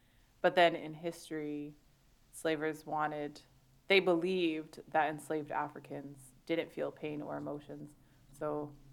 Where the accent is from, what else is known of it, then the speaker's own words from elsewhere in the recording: Canada; I'm Canadian